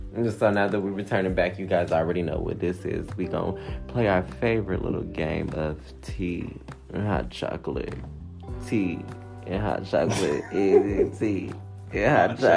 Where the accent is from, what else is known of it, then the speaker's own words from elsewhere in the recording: Detroit, Michigan, United States; also born or lived in Bronx, New York; now in Boston, United States; I grew up in Detroit